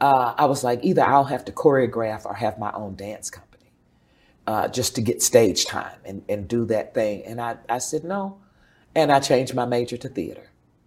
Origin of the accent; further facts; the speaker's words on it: Dallas, Texas, United States; also born or lived in Tyler; In Oak Cliff, Redbird area. My mother moved us to Dallas. I was born in Tyler, Texas. And we moved to Dallas.